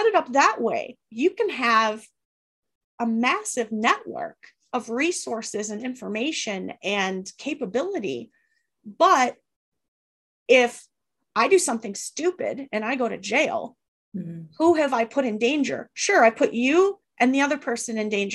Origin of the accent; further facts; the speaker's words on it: Northern Wisconsin, United States; I'm from Northern Wisconsin